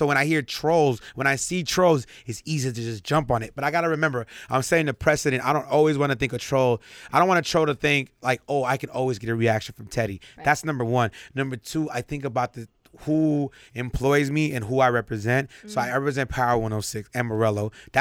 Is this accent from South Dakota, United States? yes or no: no; Los Angeles, California, United States; I grew up in South Central